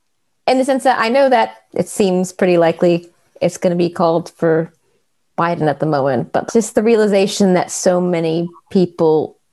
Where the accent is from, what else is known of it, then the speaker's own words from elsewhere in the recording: New Jersey, United States; moved away as an adult; now in Scotland, United Kingdom; I live in Scotland, and I've lived here for 9 years, and I'm originally from New Jersey.